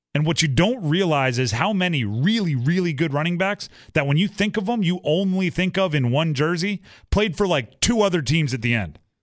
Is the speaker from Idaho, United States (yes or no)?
no; Hawaii, United States; moved away; I grew up in Hawaii